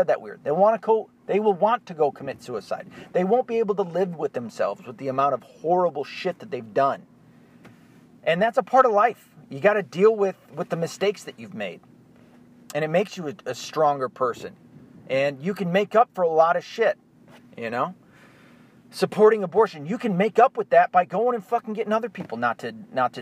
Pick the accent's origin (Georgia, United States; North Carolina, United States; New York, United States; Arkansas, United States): Arkansas, United States; the Ozarks; So I was born in the Ozarks. I was born in Arkansas